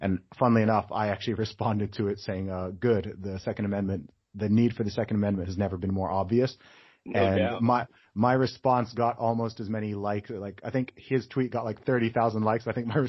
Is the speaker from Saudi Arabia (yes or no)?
yes; Saudi Arabia; now in United Kingdom; So I grew up in Saudi Arabia, right? Where alcohol is illegal in Saudi Arabia, right? Dry country, no alcohol, okay?